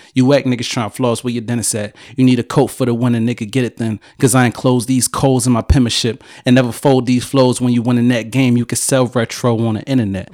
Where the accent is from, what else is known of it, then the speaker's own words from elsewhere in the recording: Philadelphia, Pennsylvania, United States; I'm from Philly.